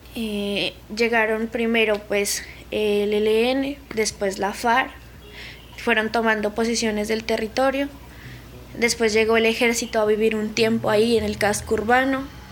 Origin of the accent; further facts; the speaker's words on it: Samaniego, Nariño, Colombia; soy del municipio de Samaniego, Nariño de la capital, que sería pues el centro, eh, que es Pasto, está a unas tres horas. Y la vereda donde yo, digamos, crecí y vivo